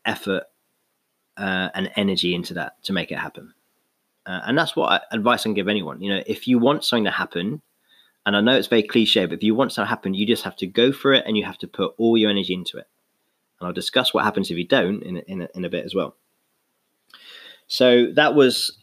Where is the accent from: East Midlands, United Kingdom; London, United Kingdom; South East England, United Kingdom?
London, United Kingdom; moved away; also born or lived in Exeter; I was born in London.